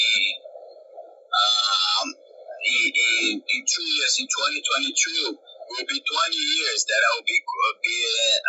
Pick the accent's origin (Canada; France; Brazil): Brazil; moved away; I have the chance to fight in my hometown